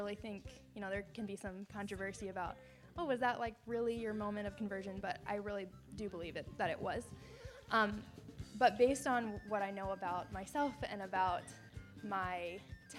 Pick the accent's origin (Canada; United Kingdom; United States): United States; I am from the Quad Cities area. It's like an hour and a half north of here.